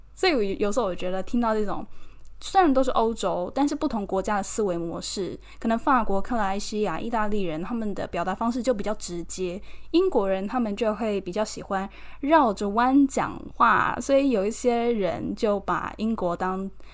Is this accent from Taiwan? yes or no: yes; Keelung, Taiwan; moved away as an adult; now in London, United Kingdom; 我是基隆人，我从小幼稚园一直到高中 就是身边都只有台湾人，完全没有接触过什么外国人嘛